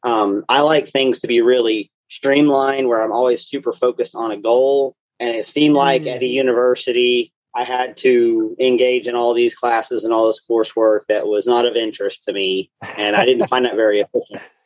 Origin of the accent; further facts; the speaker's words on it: Knoxville, Tennessee, United States; I grew up here in the Knoxville area